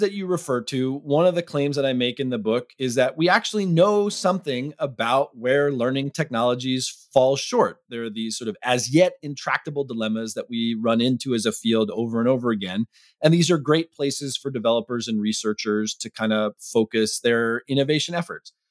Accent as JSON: {"language": "English", "town": "Arlington", "region": "Massachusetts", "country": "United States", "tie": "born or raised there", "said": "my hometown school principal in Arlington, Massachusetts"}